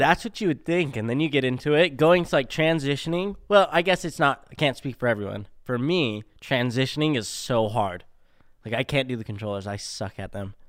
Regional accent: Spanish Fork, Utah, United States; born and raised in Utah, down in Spanish Fork

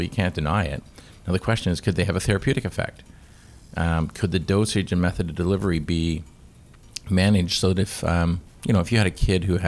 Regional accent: Canada

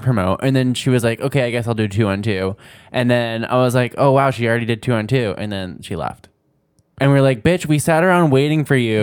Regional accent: New Jersey, United States; I grew up in New Jersey

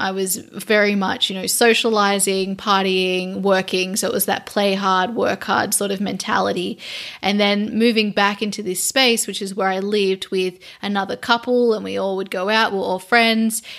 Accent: Australia; I'm Australian

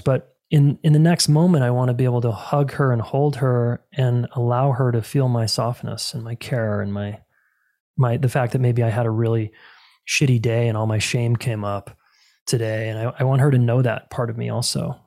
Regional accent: Salt Lake City, Utah, United States; moved away as an adult; now in Colorado, United States; I was born and raised in Salt Lake City, Utah

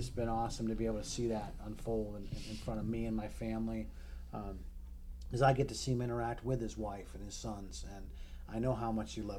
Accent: New England, United States; I'm a Yankee from New England

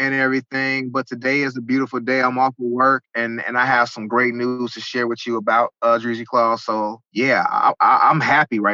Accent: Chicago, Illinois, United States; pretty much born and raised in Chicago.

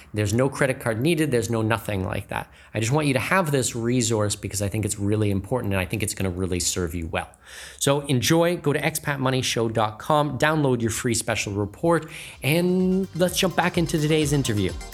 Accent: Canada; first language English; I'm Canadian, native English speaker

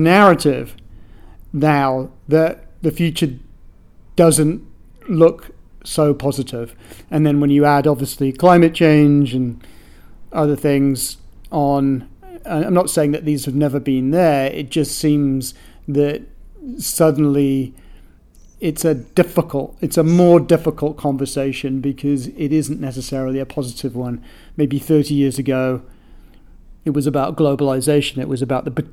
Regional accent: United Kingdom; now in United States; being a Brit

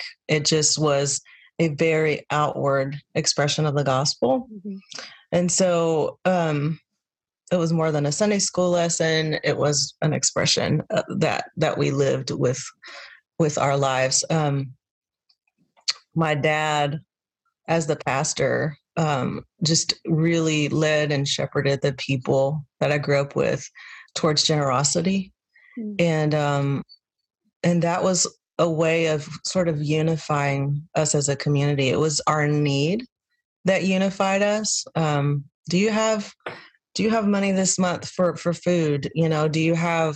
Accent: Texas, United States; now in Nashville, United States; I was born and raised in Texas

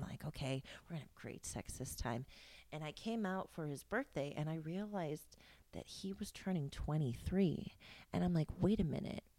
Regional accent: Indiana, United States; I was born in Indiana

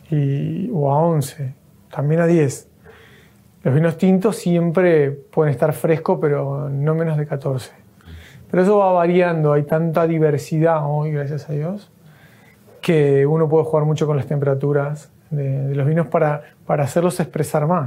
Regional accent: Rosario, Santa Fe, Argentina; nos albergó acá después de venir de Rosario, eso somos de Rosario.

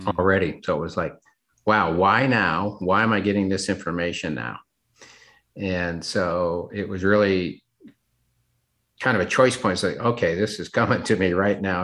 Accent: Seattle, Washington, United States; moved away as an adult; also born or lived in North Carolina / Memphis, Tennessee; grew up in the Seattle, Washington area

